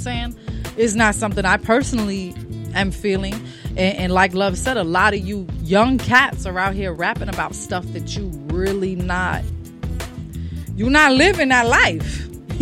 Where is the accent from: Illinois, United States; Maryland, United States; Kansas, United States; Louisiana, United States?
Illinois, United States; Chicago; I'm from Chicago.